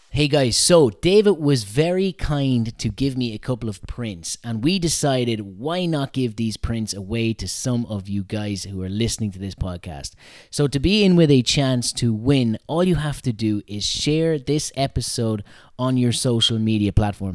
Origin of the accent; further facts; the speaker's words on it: Mullingar, Westmeath, Ireland; from my hometown of Mullingar